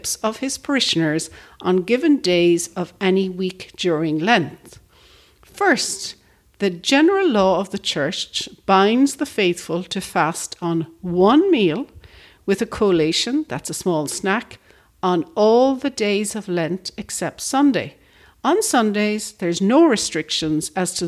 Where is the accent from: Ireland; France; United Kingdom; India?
Ireland; When I was growing up in Ireland as a young Roman Catholic